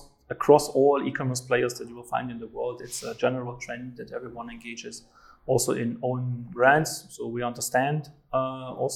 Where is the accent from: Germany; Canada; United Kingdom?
Germany; East Germany; now in Riyadh, Saudi Arabia; I come from East Germany